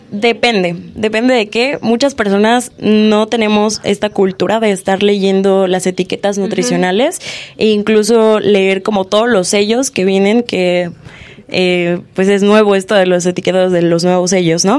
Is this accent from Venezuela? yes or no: no; Mexico; somos mexicanos